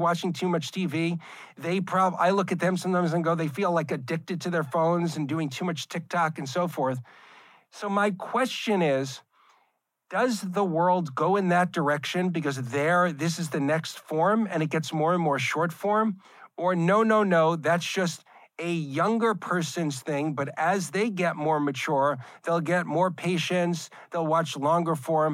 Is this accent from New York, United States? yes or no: yes; New York, United States; Growing up in New York, that was what I was watching old Star Trek episodes as a kid